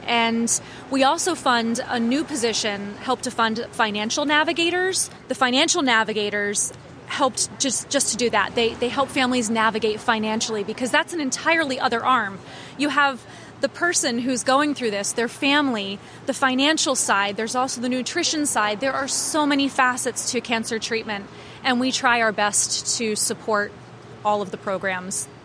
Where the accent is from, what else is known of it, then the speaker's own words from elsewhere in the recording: Annapolis, Maryland, United States; I grew up here. I was born in Annapolis